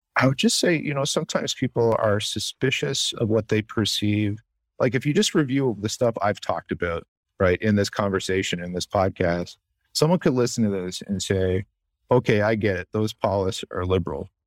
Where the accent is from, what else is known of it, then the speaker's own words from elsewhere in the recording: the Maritimes of Canada, Canada; moved away as an adult; now in Chicago, United States; the place I grew up in the Maritimes of Canada